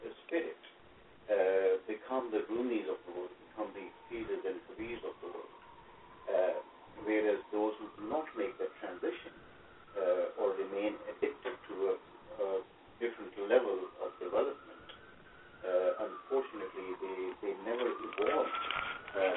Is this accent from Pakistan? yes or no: yes; Pakistan; English is a second language; moved away; I was born in Pakistan, and I grew up in a household which was mildly religious